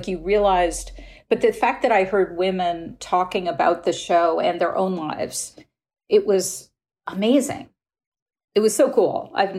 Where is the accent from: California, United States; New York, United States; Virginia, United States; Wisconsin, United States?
New York, United States; I grew up, I'm a New Yorker.